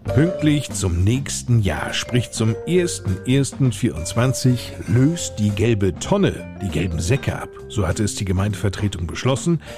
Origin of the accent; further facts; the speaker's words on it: Hesse, Germany; Bei uns in Hessen